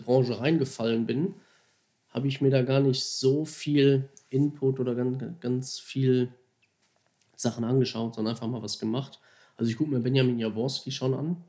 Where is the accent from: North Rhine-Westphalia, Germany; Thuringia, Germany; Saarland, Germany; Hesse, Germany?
North Rhine-Westphalia, Germany; Duisburg; also born or lived in Mülheim an der Ruhr; Gebürtiger Duisburger. Ich versuche das immer ein bisschen zu verstecken, dass man das nicht so raushört